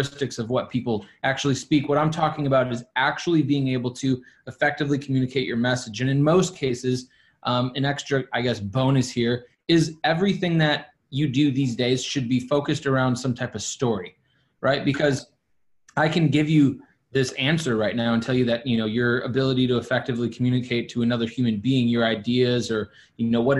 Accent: Milwaukee, Wisconsin, United States; moved away as an adult; also born or lived in Virginia / Dallas, Texas / New Jersey / New York City; I'm right now currently sitting in my hometown where I was born and raised. I spent 21 years here in Milwaukee, Wisconsin

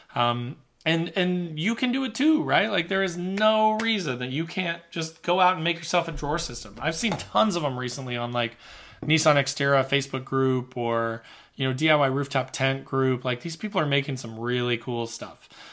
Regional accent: Midwest, United States; I'm from the Midwest

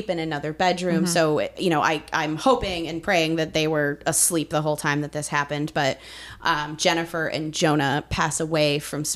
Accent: Massachusetts, United States; growing up in Massachusetts

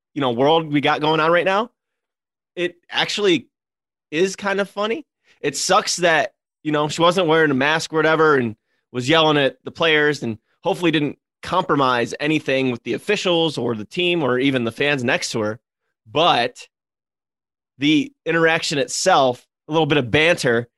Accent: Cleveland, Ohio, United States; I'm in Cleveland. I've said it before on this podcast, like, every podcast, because I don't shut up about my hometown.

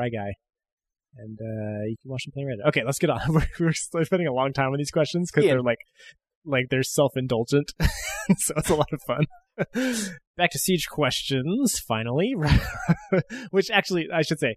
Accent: United States; Being an American

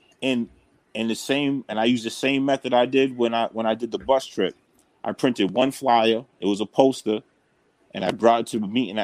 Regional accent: New Bedford, Massachusetts, United States; my hometown, to New Bedford

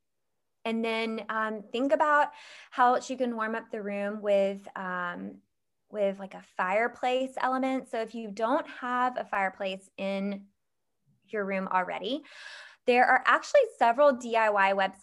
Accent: Georgia, United States; I grew up in Georgia where we've got a family farm

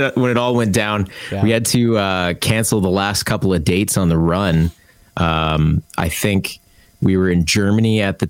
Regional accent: Markham, Ontario, Canada; also born or lived in Scarborough / East York, Toronto; now in Toronto, Canada; I grew up actually in the suburbs of Markham

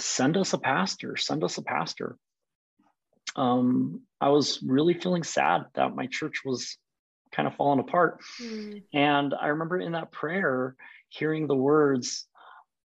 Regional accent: Colorado Springs, Colorado, United States; moved away as an adult; also born or lived in Boise, Idaho / Kansas City; now in Portland, United States; I grew up in Colorado Springs

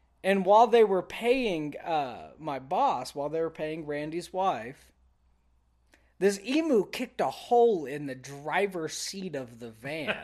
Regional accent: Texas, United States; moved away; I'm from Texas.

